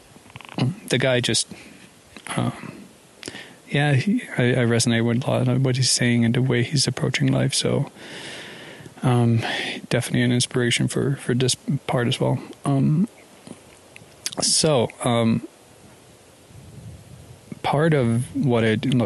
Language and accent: English; Copenhagen, Capital Region of Denmark, Denmark; moved away as an adult; also born or lived in Paris / Hong Kong / London; I'm from Denmark, born and raised in Copenhagen, spent the first 20 year plus years or so there.